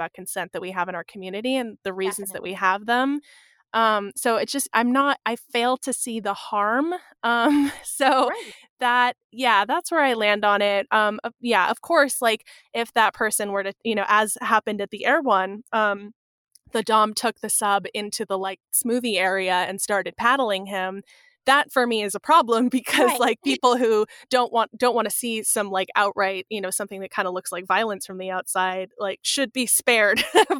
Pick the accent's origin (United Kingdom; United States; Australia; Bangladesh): United States; California; I was recalling, I grew up outside of San Francisco.